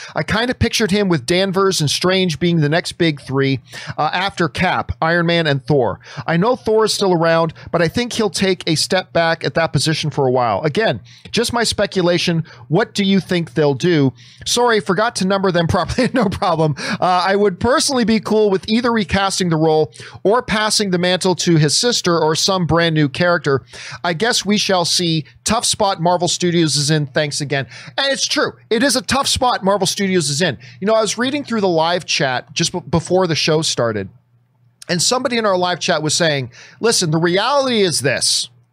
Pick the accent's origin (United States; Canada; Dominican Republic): Canada; I'm Canadian